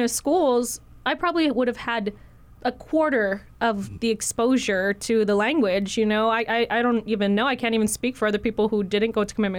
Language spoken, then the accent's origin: English; Hawaii, United States; I was born and raised in Hawaii